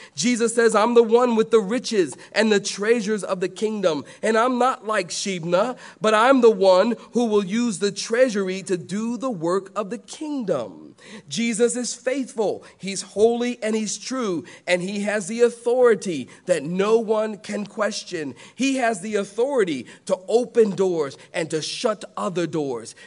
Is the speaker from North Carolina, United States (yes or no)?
no; Philadelphia, Pennsylvania, United States; now in the South, United States; I am from Philadelphia.